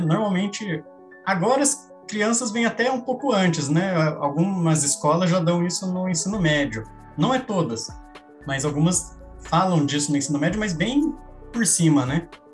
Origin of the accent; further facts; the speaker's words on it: Paraná, Brazil; moved away; also born or lived in Rio de Janeiro; sou do Paraná, Rio de Janeiro está a 1.200 quilômetros da cidade que eu cresci